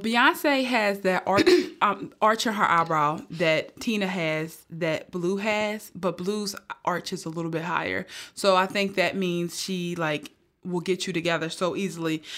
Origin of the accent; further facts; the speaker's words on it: Philadelphia, Pennsylvania, United States; I'm from North Philly